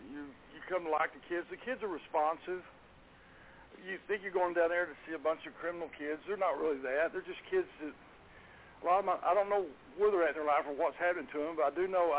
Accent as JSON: {"language": "English", "town": "Garland", "region": "Texas", "country": "United States", "tie": "born or raised there", "said": "I grew up in Garland, Texas. I've lived in Garland all my life."}